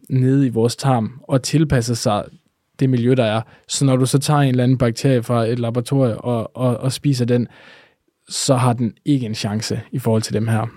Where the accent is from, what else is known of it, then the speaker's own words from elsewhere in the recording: Denmark; vi danskere